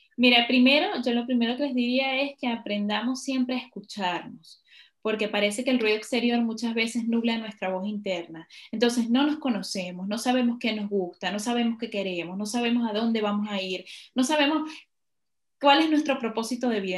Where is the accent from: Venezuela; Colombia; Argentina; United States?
Venezuela; moved away as an adult; also born or lived in Ecuador; now in Spain; me tocó salir de mi país por la situación que ya conocemos